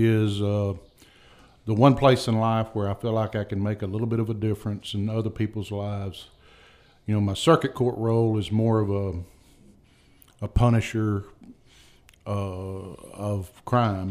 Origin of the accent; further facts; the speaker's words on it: Booneville, Mississippi, United States; now in Iuka, United States; I grew up in Boonville, went to Northeast, graduated